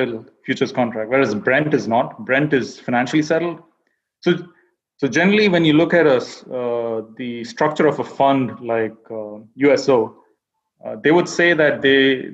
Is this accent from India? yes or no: yes; India; moved away as an adult; now in United States; I was born and raised in India, and then I came to the U.S. for my MBA, and that was around 10 years ago